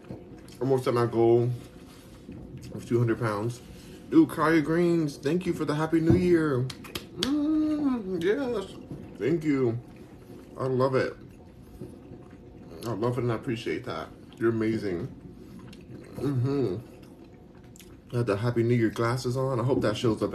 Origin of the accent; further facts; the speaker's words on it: United States; I'm American